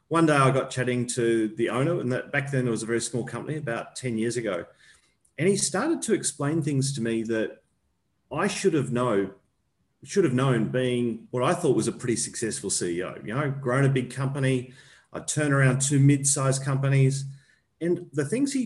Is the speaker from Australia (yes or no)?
yes; Australia; also born or lived in New Zealand; I'm an Australian